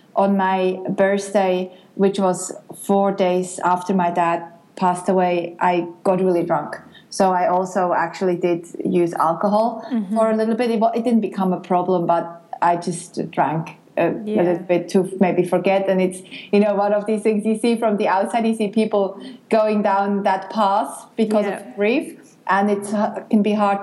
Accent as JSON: {"language": "English", "region": "near Bern", "country": "Switzerland", "tie": "born or raised there", "also_born_or_lived": "Geneva, Switzerland", "moved": "as an adult", "lives_now": "Australia", "said": "I grew up near Bern in Switzerland, then I moved to Geneva, the French part, to study political science and marketing"}